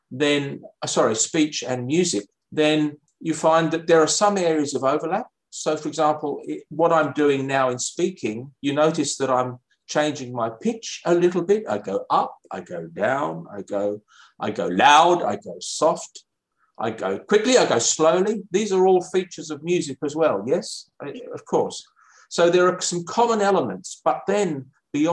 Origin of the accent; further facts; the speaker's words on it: London, United Kingdom; moved away as an adult; also born or lived in Cambridge, United Kingdom / Canberra, Australia; now in Perth, Australia; So I'm British originally. I came from London.